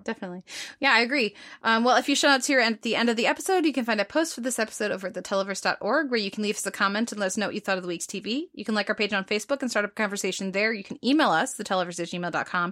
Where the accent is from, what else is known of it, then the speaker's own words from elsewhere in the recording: United States; as an American